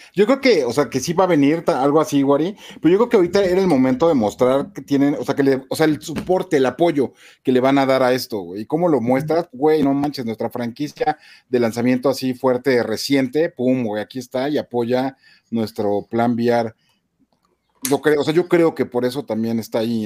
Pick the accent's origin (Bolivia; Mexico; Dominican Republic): Mexico